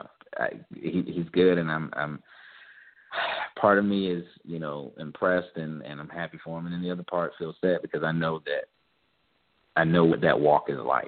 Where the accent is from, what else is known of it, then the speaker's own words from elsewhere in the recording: the South, United States; I'm from the South